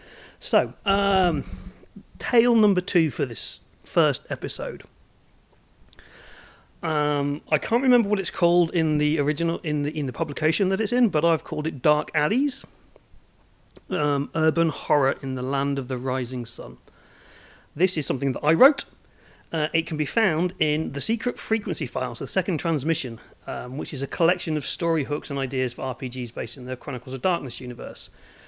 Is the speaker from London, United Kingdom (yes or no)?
no; Norfolk, East of England, United Kingdom; also born or lived in Suffolk / Nottingham / Manchester / Japan; So I'm from Norfolk originally. Well, yes and no. I moved around a lot. I was born in Suffolk, went up to Nottingham, moved to Norfolk, went to Manchester, moved to Norfolk, moved to Japan, moved to Norfolk, moved to Manchester.